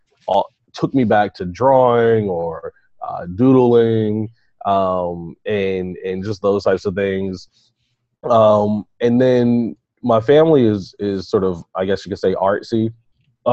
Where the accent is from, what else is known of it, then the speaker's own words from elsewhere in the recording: Baltimore, Maryland, United States; I'm from Baltimore, and I went to the school is Mount Royal Elementary Middle School, and I was in second or third